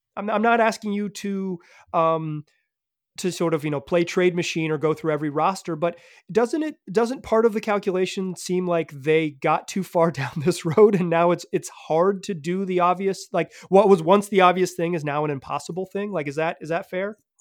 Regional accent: Chapel Hill, North Carolina, United States; growing up in Chapel Hill

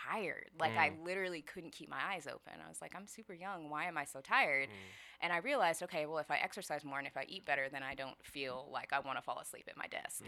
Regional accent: Skyway, Washington, United States; Yeah, I'm local. I grew up in Skyway.

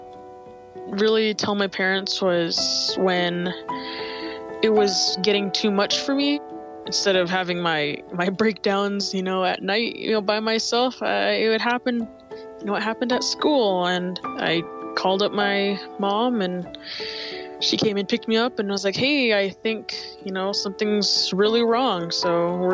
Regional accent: Riverton, Wyoming, United States; I am 17 years old, and I am from Riverton, Wyoming.

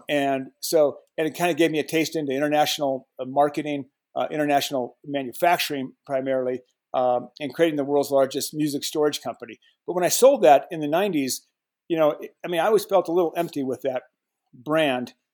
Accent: Colorado, United States; I was born and raised in Colorado

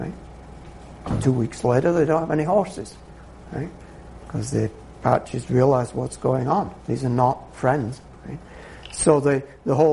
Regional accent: United Kingdom; being British

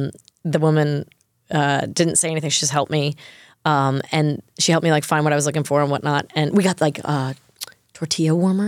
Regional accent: New York, United States; I think also growing up on the South Shore of Long Island, you're scared of horseshoe crabs.

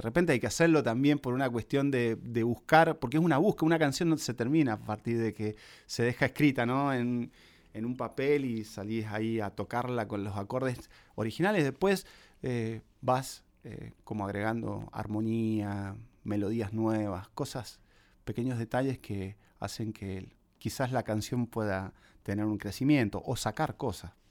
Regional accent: La Consulta, Mendoza, Argentina; now in Buenos Aires, Argentina; cuando me vine acá a Buenos Aires desde la consulta, que es el pueblito de donde soy

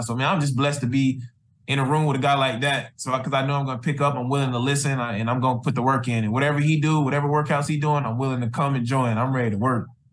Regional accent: Columbus, Georgia, United States; I grew up, I'm from Columbus, Georgia

